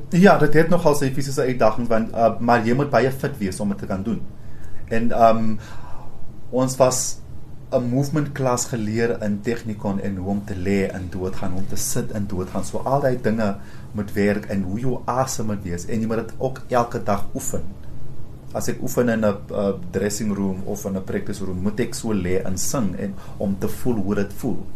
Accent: Rustenburg, North West, South Africa; also born or lived in Cape Town / Pretoria; now in Johannesburg, South Africa; ek kom van Rustenburg af

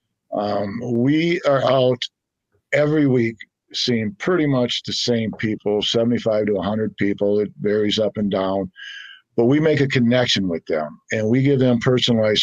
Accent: Saint Paul, Minnesota, United States; also born or lived in Fargo, North Dakota / Moorhead, Minnesota; I moved about 10 years ago back to St. Paul, which is my hometown.

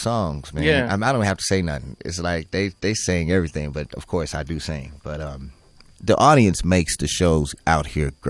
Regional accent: United States; I'm from America

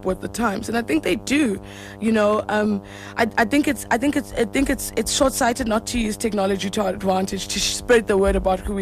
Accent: South Africa; also born or lived in Hamburg; as a South African

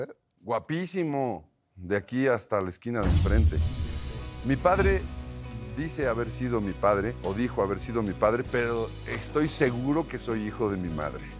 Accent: Mexico City, Mexico; also born or lived in Coyoacán, Mexico City; toda mi vida vivía en la colonia del Valle

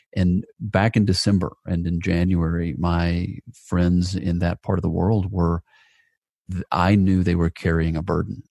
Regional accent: Atlanta, Georgia, United States; my hometown of, of Atlanta, Georgia

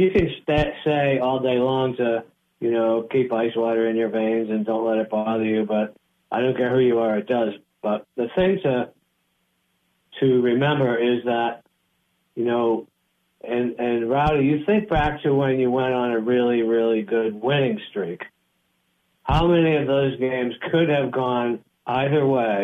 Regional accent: Boston, Massachusetts, United States; moved away; I'm originally from Boston

